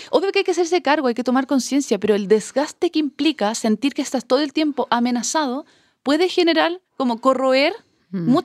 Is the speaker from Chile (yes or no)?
yes; Chile; como chilenos